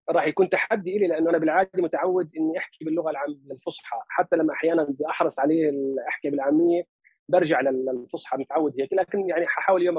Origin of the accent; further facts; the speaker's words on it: Palestine; accent: Palestinian dialect of Lebanon; also born or lived in Lebanon; طبعا هي لهجتي لهجه الفلسطين في لبنان اللي هي احنا بلبنان لهجتنا اقرب كثير من 48 لكن بدي اقول لك مطعم شوي باللهجه مش كثير لكن شوي باللهجه اللبنانيه